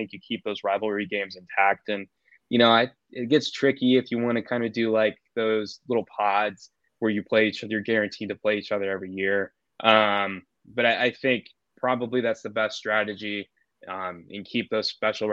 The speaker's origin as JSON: {"language": "English", "area": "Big Ten country", "region": "Midwest", "country": "United States", "tie": "born or raised there", "said": "I grew up in Big Ten country"}